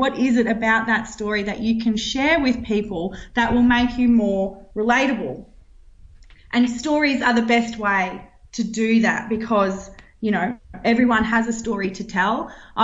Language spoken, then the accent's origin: English; Roma, Queensland, Australia; also born or lived in Brisbane; I got placed at the paper in Roma, where I grew up.